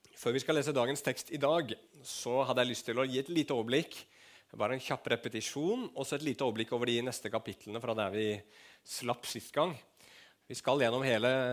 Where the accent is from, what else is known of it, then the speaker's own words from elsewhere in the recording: Norway; Vi er nordmenn